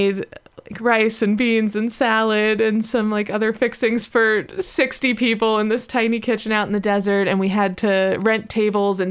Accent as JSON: {"language": "English", "town": "Los Angeles", "region": "California", "country": "United States", "tie": "born or raised there", "said": "LA, which is my hometown"}